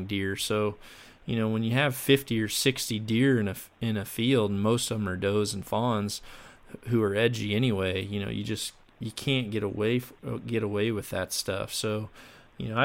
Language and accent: English; Mississippi, United States; I grew up down in Mississippi